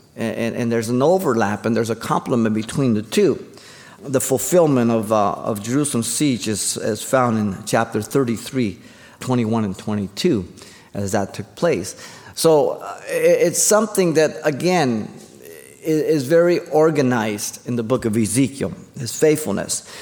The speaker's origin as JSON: {"language": "English", "region": "Mexico City", "country": "Mexico", "tie": "born or raised there", "moved": "yes", "lives_now": "United States", "said": "I was born in Mexico City, but I'm an American."}